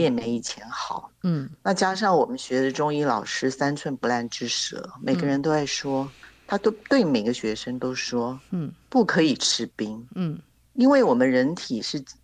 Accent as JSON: {"language": "Chinese", "country": "Taiwan", "said": "我们台湾的芒果真的很甜"}